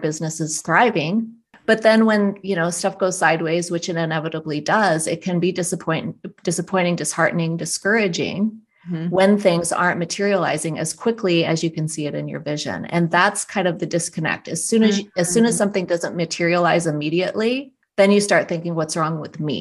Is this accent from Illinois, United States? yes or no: no; South Dakota, United States; my family had a very, very rustic cabin in the Black Hills where I grew up in South Dakota